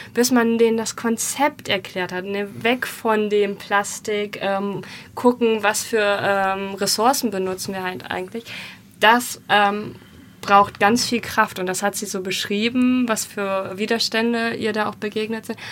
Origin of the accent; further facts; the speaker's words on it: Germany; Wir waren als Deutsche